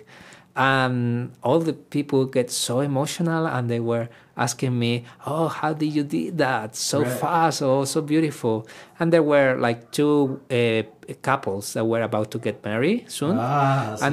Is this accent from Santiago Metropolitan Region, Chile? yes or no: no; Iquique, Tarapacá, Chile; first language Spanish; English is a second language; moved away as an adult; Iquique, my hometown, is not a big city